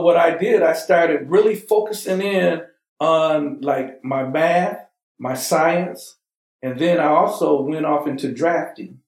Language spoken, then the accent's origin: English; Huntsville, Alabama, United States; now in Michigan, United States; I was born in Huntsville, Alabama